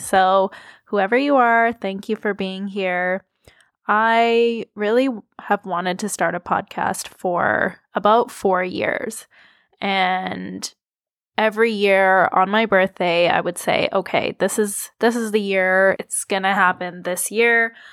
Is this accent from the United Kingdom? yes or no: no; Toronto, Ontario, Canada; I was born in Toronto. I am a Thurmell Canadian.